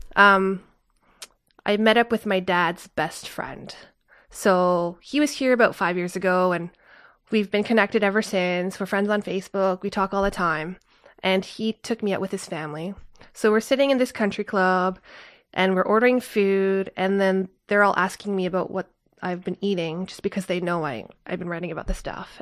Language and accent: English; Canada; I grew up in North America